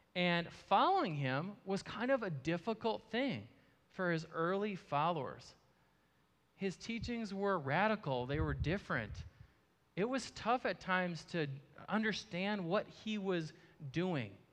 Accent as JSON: {"language": "English", "town": "Marshfield", "region": "Wisconsin", "country": "United States", "tie": "born or raised there", "lives_now": "Eau Claire, United States", "said": "I grew up in Marshfield, Wisconsin"}